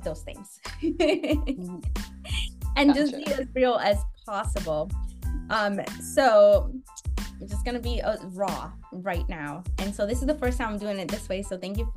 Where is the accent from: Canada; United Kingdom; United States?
United States; Buffalo, New York; now in Los Angeles, United States; I grew up partly in Buffalo